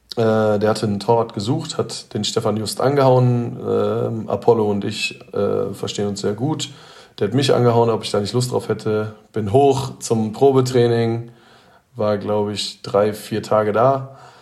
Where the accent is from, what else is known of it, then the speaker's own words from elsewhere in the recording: Detmold, North Rhine-Westphalia, Germany; Ich komme aus Detmold oder bin in Detmold